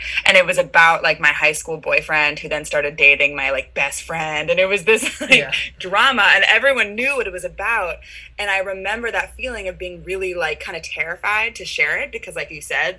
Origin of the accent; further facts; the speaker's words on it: San Francisco, California, United States; I'm from San Francisco, and I knew I wanted to like be a professional singer.